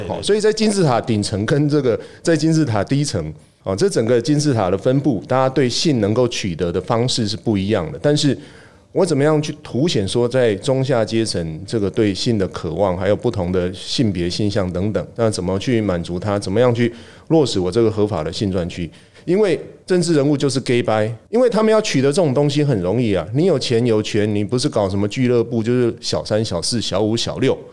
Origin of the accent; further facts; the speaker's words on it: Miaoli County, Taiwan; moved away; 我们故乡都在苗栗